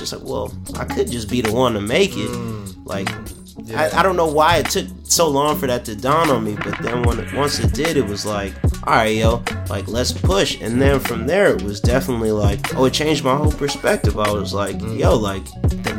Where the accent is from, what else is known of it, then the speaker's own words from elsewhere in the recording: Plainfield, New Jersey, United States; I'm from a city called Plainfield in New Jersey